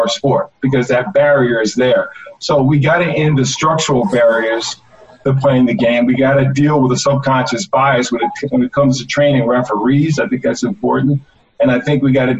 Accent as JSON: {"language": "English", "area": "Hudson Valley", "region": "New York", "country": "United States", "tie": "born or raised there", "said": "in the Hudson Valley in New York, lacrosse was a public school game"}